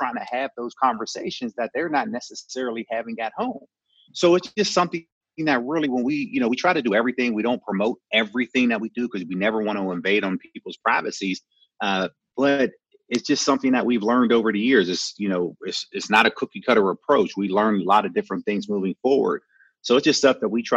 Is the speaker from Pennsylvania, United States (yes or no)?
yes; Pittsburgh, Pennsylvania, United States; also born or lived in Detroit; Born and raised in Pittsburgh, went to Eastern Michigan, played my first 4 years in Detroit, and then came back home to Pittsburgh